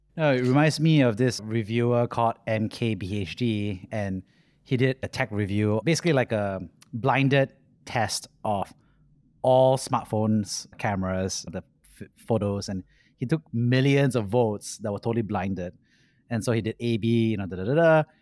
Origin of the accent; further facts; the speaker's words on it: Singapore; Growing up in Singapore